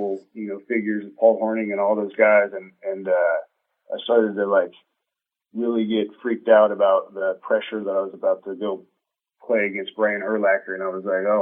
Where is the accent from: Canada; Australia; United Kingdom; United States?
United States; Colorado; moved away; from the state back to my hometown, coaching a team that I grew up watching.